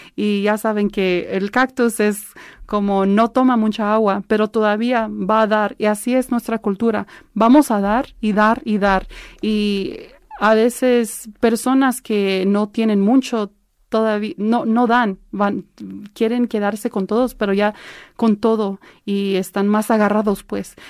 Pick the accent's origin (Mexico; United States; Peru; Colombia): United States; Los Angeles, California; yo soy de aquí, de Los Ángeles, del de, San Fernando, el Valle de San Fernando